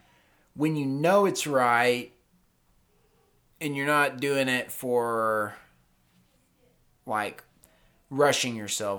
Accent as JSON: {"language": "English", "region": "North Carolina", "country": "United States", "tie": "born or raised there", "said": "I have a lot of friends that are my age or that I grew up with in North Carolina."}